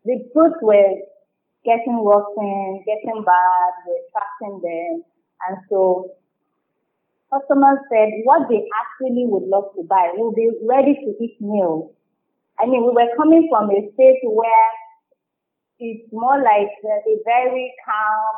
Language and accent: English; Kwara, Nigeria; also born or lived in South Africa; now in Lagos, Nigeria; where we grew up in Kwara State